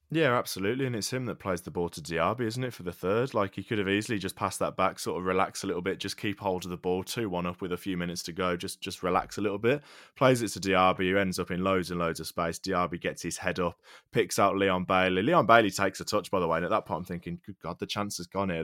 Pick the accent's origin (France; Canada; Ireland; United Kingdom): United Kingdom; England; English fans